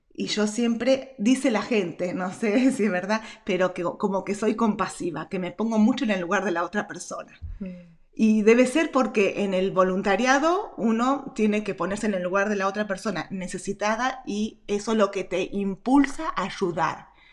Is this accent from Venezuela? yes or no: no; Argentina; nací en Argentina.